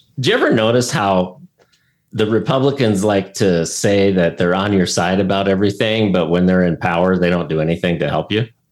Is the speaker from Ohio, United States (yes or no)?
yes; Ohio, United States; now in Arizona, United States; Originally, I'm from Ohio